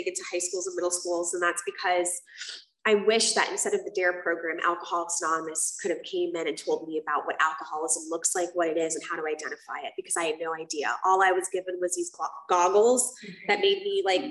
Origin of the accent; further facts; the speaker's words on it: South Florida, United States; also born or lived in Puerto Rico; I grew up in South Florida, and I grew up between South Florida and Puerto Rico.